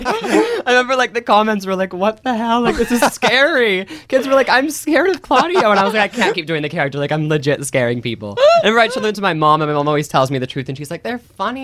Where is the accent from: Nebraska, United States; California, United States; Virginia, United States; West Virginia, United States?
Nebraska, United States; I'm Nebraska.